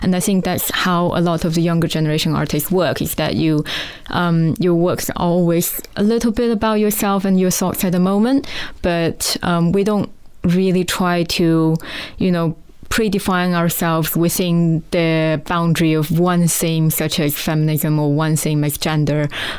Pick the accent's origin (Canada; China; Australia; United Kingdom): China; born there; I mean, I would introduce myself as I was born in China